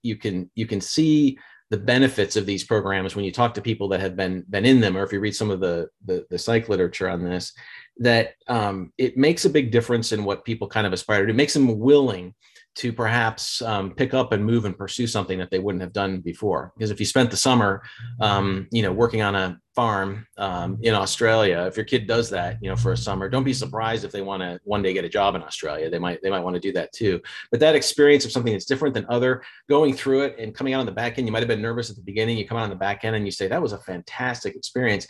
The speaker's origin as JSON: {"language": "English", "region": "Indiana", "country": "United States", "tie": "born or raised there", "moved": "yes", "said": "where I grew up in Indiana"}